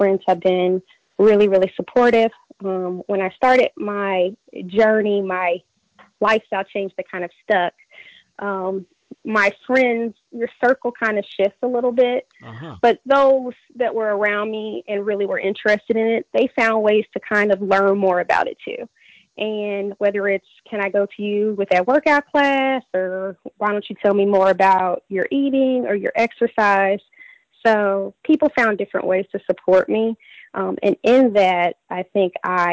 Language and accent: English; Indianapolis, Indiana, United States; I am born and raised in Indianapolis, Indiana